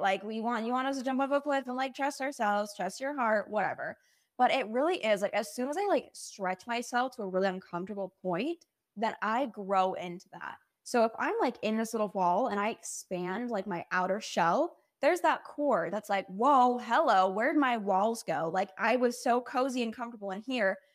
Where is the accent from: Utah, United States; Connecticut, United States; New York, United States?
Utah, United States; moved away as an adult; also born or lived in Provo, Utah; now in Austin, United States; So I grew up in Utah. I never moved